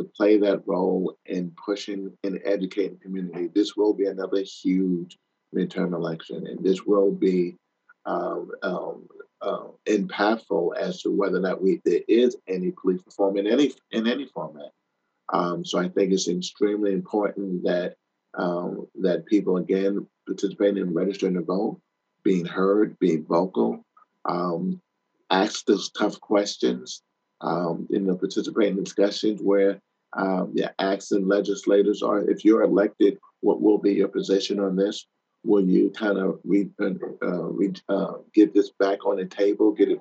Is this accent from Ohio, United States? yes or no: no; New York, United States; as a small kid, I grew up in New York.